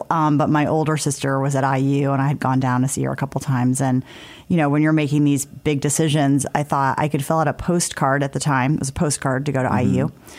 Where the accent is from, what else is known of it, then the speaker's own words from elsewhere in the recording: South Bend, Indiana, United States; because I grew up in South Bend, like everybody's good in football, right?